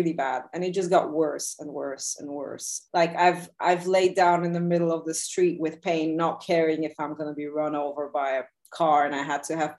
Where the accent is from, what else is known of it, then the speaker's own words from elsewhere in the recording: Bulgaria; moved away; also born or lived in Soviet Union / New York; I grew up mostly like in Bulgaria. I was also in the Soviet Union a bit, but in Bulgaria.